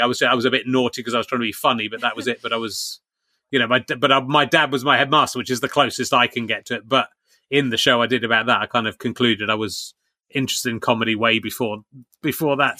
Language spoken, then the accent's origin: English; Somerset, South West England, United Kingdom; moved away; I grew up in Somerset